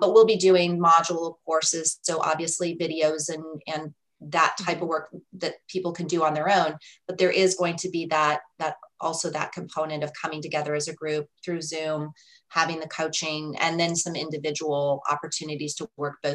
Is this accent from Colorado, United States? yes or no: yes; Colorado, United States; I'm from Colorado